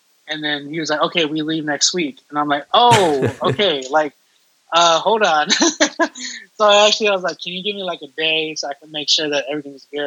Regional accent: Texas, United States; I'm from Texas.

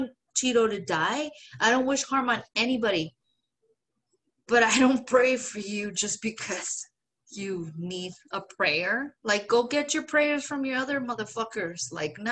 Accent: Mexico; English is a second language; moved away; a woman, a Mexican, a lesbian

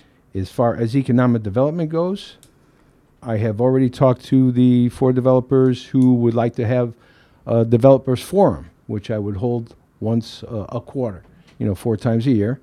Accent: Derby, Connecticut, United States; Being born and raised in Derby, why I'm running is I just love Derby, and I have a great passion to fix Derby.

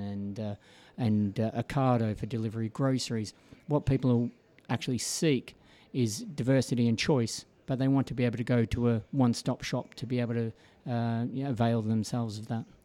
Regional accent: Melbourne, Victoria, Australia; moved away as an adult; now in United Kingdom; born and bred in Melbourne, Australia

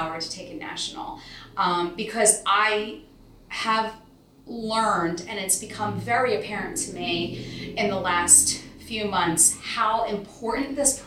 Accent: Newtown, Pennsylvania, United States; Newtown Borough and Newtown Township, because that's my hometown department

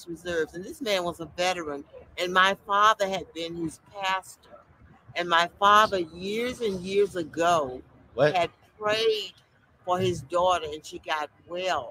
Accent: near Mobile, Alabama, United States; In the great state, near Mobile, near the Gulf Coast, the best part of Alabama

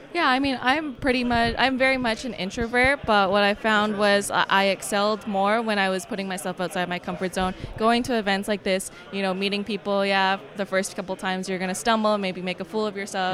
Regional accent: Canada; I'm actually from Canada.

